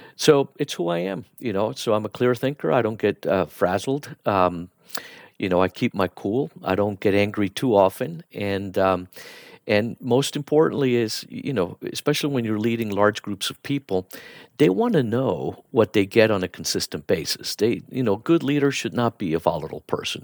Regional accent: Miami, Florida, United States; also born or lived in Bogota, Colombia; So I was born in, uh, Bogota, Colombia, and, um, we moved to the U S when I was ten years old, and I grew up in Miami

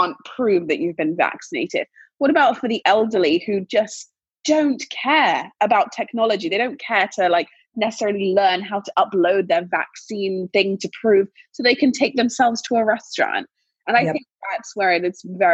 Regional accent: England, United Kingdom; moved away; growing up in England

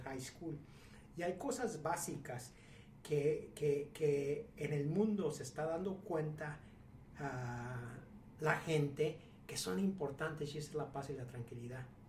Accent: Mexico; yo soy mexicano, empresario, con varios negocios en México

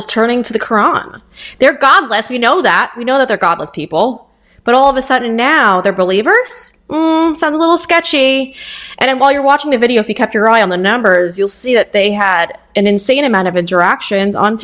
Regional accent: Huntington, New York, United States; born or raised there

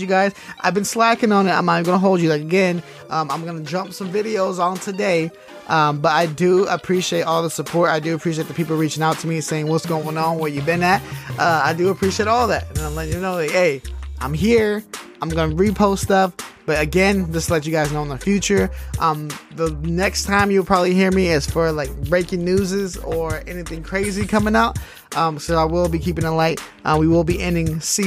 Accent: the Bay Area, California, United States; I'm from the Bay

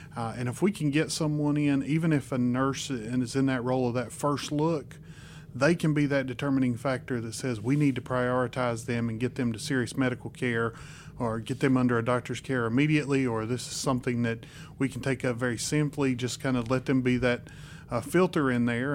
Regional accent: Spruce Pine, North Carolina, United States; My hometown is Spruce Pine, North Carolina

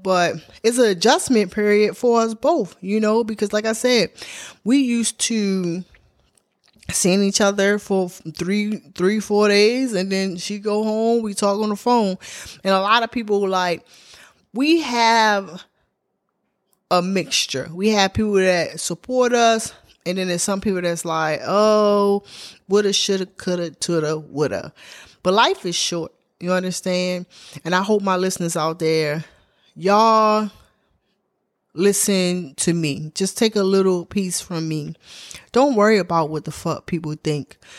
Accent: Baltimore, Maryland, United States; moved away as an adult; now in Atlanta, United States; I'm from Baltimore, Maryland, but I lived on the outskirts of Baltimore. I lived in the county. Um, I grew up Park Heights and Glenview town.

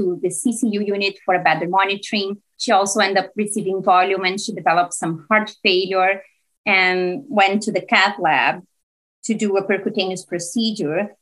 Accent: Brazil; moved away as an adult; now in Hamilton, Canada; I'm originally from Brazil. And I did all my training there in medicine and general internal medicine.

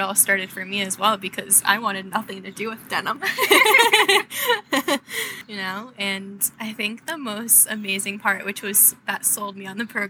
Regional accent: East Coast, United States; now in New York, United States; I'm from the East Coast.

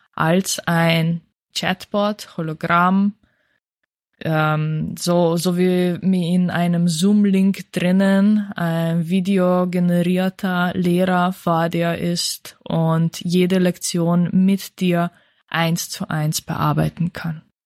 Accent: Slovenia; moved away; da wo ich herkomme

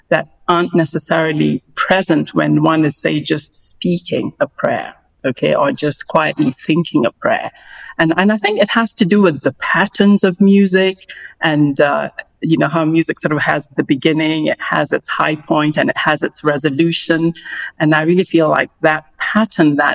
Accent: Kenya; growing up in Kenya

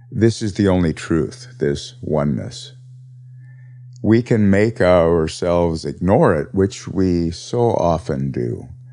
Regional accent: Montana, United States; moved away; I was from Montana

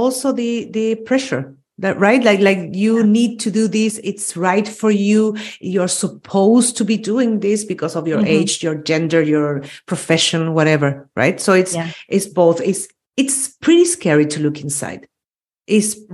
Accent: Chile; moved away as an adult; also born or lived in Austria; now in Spain; I was born and raised in Chile

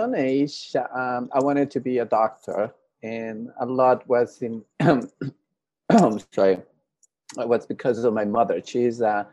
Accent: Tegucigalpa, Francisco Morazán, Honduras; now in United States; I'm from Honduras, from the capital city, Tegucigalpa. I was born and raised in Honduras

